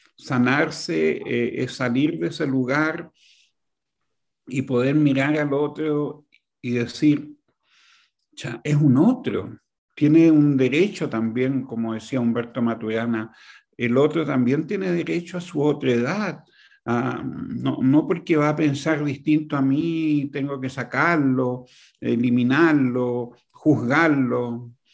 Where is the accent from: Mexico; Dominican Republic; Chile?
Chile; Yo, yo viví y nací en Chile hace 72 años